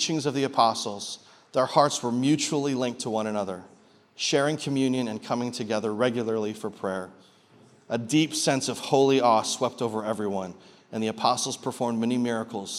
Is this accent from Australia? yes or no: no; Canada; now in Peoria, United States; I'm from Canada originally, but I'm a Peorian now.